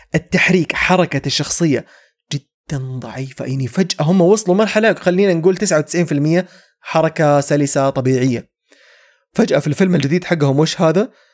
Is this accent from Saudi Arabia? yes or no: yes; Saudi Arabia; عندنا في السعوديه